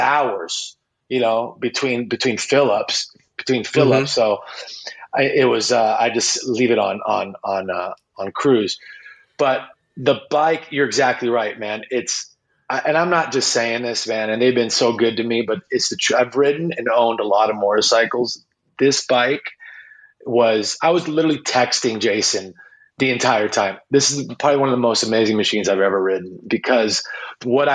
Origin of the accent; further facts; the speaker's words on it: Las Vegas, Nevada, United States; Born and raised in Las Vegas